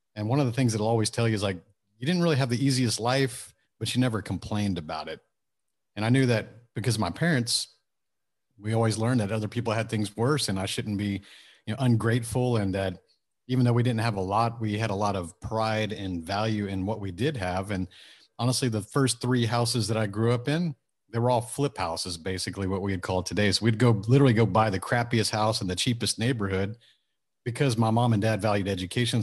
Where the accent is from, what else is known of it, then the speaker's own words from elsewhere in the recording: suburb of Houston, Texas, United States; also born or lived in Japan; I grew up lower middle class, suburb of Houston, small town, about fifteen thousand population